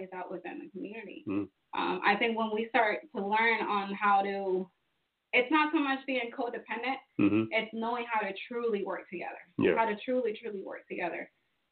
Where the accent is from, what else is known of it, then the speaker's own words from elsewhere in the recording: Fort Valley, Georgia, United States; I grew up in Fort Valley